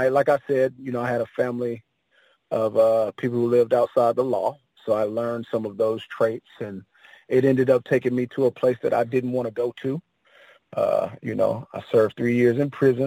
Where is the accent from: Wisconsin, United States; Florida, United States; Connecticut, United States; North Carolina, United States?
Florida, United States; Panama City Beach; I am originally from a small town called Panama City Beach, Florida